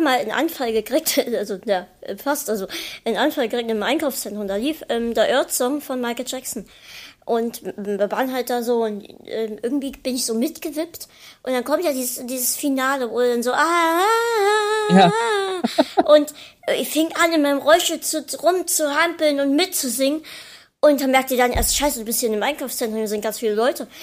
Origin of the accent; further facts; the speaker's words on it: Dresden, Saxony, Germany; wir halt hier in Dresden